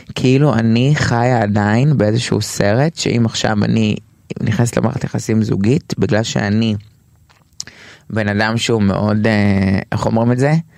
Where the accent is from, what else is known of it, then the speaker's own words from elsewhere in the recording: Tel Aviv, Tel Aviv District, Israel; טרנסג'נדרית תל אביבית